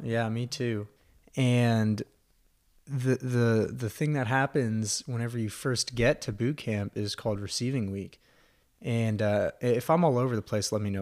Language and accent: English; Texas, United States; Texas, sir